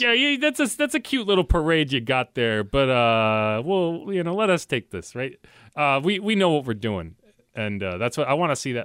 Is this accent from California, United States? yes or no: no; Connecticut, United States; moved away; I was growing up in Connecticut